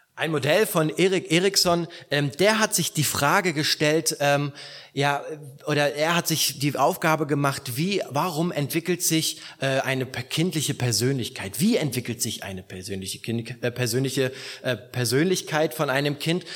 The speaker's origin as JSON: {"language": "German", "town": "Rostock", "region": "Mecklenburg-Vorpommern", "country": "Germany", "moved": "yes", "lives_now": "southern Germany, Germany", "said": "in meiner alten Heimatgemeinde"}